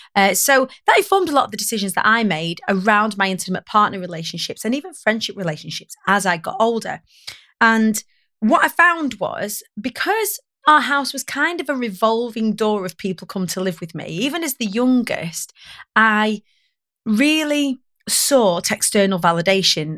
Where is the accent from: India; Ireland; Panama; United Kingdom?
United Kingdom; Preston, North West England; I grew up on the Council of Estates of Preston